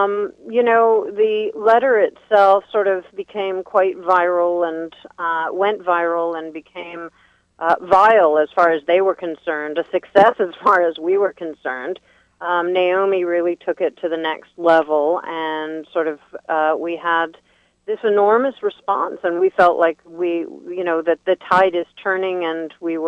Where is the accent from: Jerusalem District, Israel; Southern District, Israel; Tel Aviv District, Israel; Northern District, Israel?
Jerusalem District, Israel; Jerusalem; I grew up in Jerusalem, and that's kind of my background. I'm Jewish. I grew up in a Zionist home